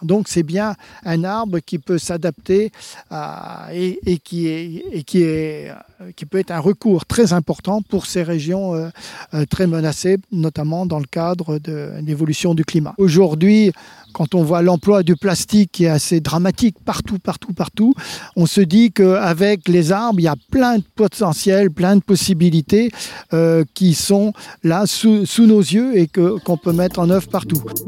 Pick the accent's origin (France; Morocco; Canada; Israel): France; chez nous en France